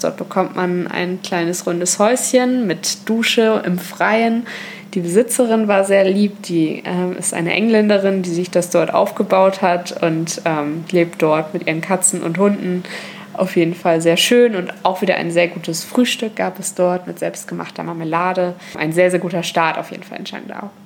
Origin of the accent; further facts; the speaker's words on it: Germany; bei uns in Deutschland